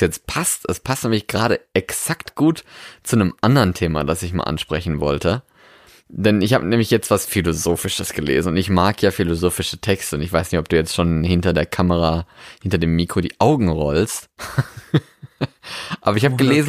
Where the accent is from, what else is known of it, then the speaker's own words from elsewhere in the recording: Germany; moved away as an adult; also born or lived in Norway; Ich bin in Deutschland geboren, ja, und bin dann nach Deutschland wieder zurückgekommen an quasi meinen Geburtsort